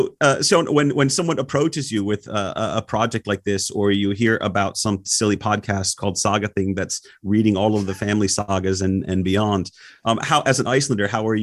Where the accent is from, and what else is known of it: United States